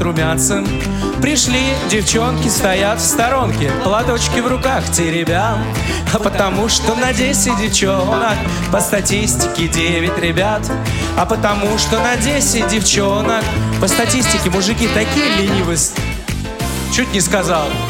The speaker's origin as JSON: {"language": "Russian", "region": "Saint Petersburg", "country": "Russia", "tie": "born or raised there", "said": "я родился в Ленинграде, вырос там, уже закончил университет, это уже был город Санкт-Петербург"}